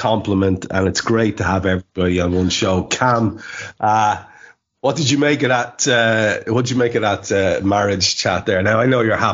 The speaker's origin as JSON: {"language": "English", "country": "Ireland", "said": "being Irish"}